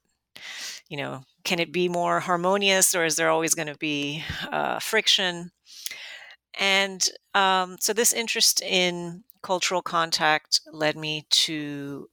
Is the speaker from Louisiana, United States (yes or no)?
no; Miami, Florida, United States; I grew up in Miami